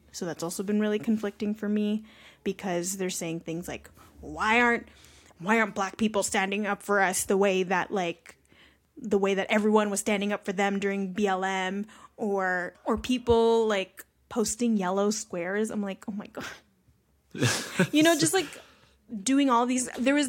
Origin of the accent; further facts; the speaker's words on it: Philippines; use a lot of examples with Filipino Americans because that's just my experience. Obviously, like I'm Filipino myself